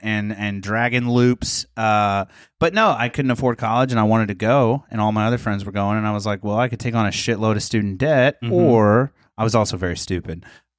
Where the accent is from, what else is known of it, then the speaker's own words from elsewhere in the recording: Posey County, Indiana, United States; I grew up in Posey County, not a lot greater.